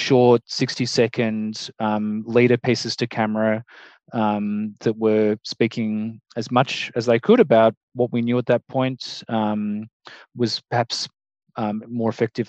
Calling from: Melbourne, Victoria, Australia; Hello, I'm coming in from Melbourne, so hello everyone.

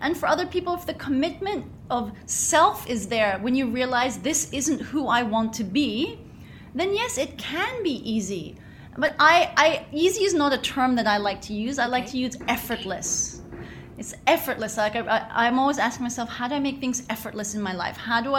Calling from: Bali, Indonesia; Hi, well, I'm tuning in from Bali, so I'm freaking fantastic.

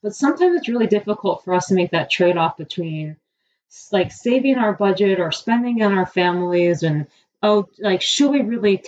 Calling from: Cleveland, Ohio, United States; I'm actually dialing in from Cleveland, Ohio. I usually work out of Cincinnati

